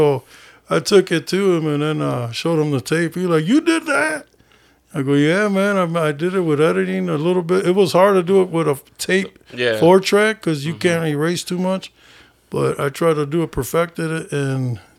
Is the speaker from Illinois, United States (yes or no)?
yes; Rockford, Illinois, United States; I grew up on the Southside.